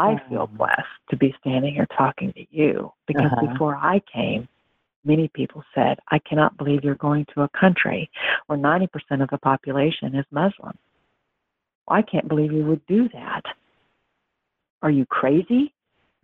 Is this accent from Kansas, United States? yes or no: yes; Western Kansas, United States; also born or lived in Lawrence, Kansas; now in Florida, United States; I'm from Western Kansas, about 5 hours southwest of Lawrence